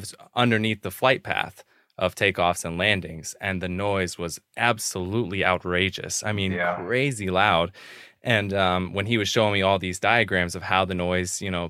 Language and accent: English; Sanford, Florida, United States; So I grew up on Sanford property. We rented a house from the Sanford Airport Authority.